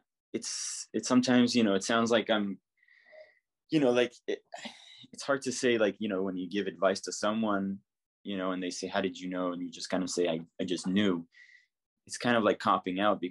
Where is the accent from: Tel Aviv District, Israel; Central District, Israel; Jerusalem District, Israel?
Jerusalem District, Israel; Jerusalem; moved away as an adult; now in New York, United States; I'm from Jerusalem. So I was born in Jerusalem and then spent almost my entire life there until I moved here